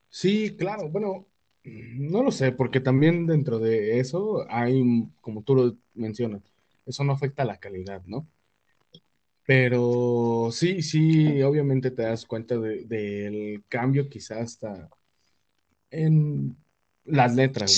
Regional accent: Mexico; como mexicano

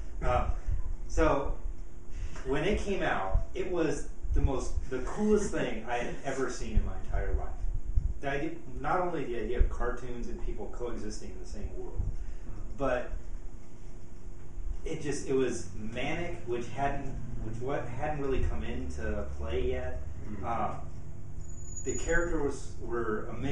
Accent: Los Angeles, California, United States; I grew up in Los Angeles

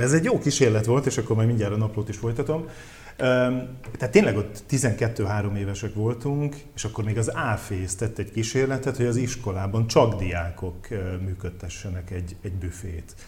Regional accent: Veszprém County, Hungary; moved away; vidéken éltem, tehát én nem budapesti vagyok

